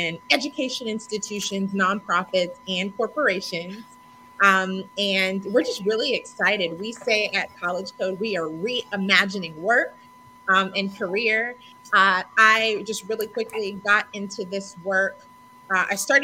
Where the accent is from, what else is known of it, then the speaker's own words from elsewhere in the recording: Raleigh, North Carolina, United States; also born or lived in New York City; now in Atlanta, United States; Originally from Raleigh, North Carolina, where my folks live